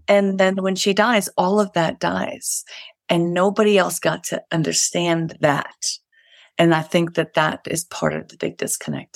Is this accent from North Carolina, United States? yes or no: no; New York City, New York, United States; moved away as an adult; now in Colorado, United States; we're Irish Catholics from the Bronx.